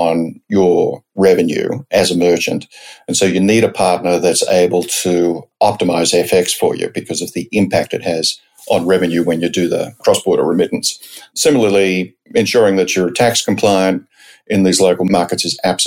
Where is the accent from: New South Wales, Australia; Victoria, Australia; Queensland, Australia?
New South Wales, Australia; Sydney; moved away as an adult; also born or lived in San Francisco, United States / New York, United States; now in United States; I grew up in Australia, principally in Sydney, though a few years outside of Sydney